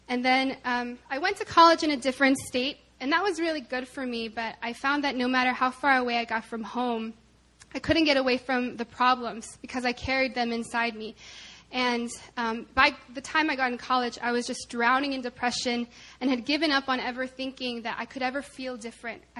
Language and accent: English; Arkansas, United States; I'm from Arkansas.